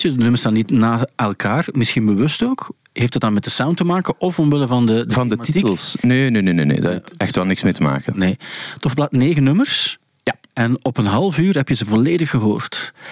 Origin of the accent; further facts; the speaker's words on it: Ingelmunster, Flanders, Belgium; also born or lived in Kortrijk; now in Ghent, Belgium; Eh, ik ben afkomstig van Engelmunster. Dat ligt tegen